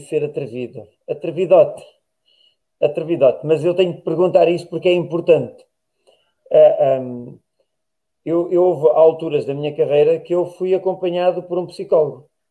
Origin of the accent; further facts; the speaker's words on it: Tábua, Coimbra District, Portugal; minha terra é Tábua